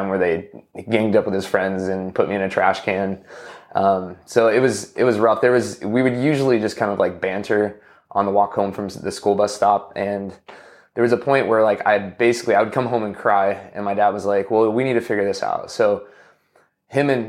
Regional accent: Washington, United States; I grew up in Washington State

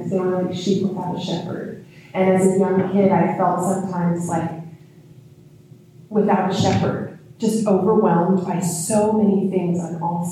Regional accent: Georgia, United States; I'm from Georgia. It's the Bible Belt

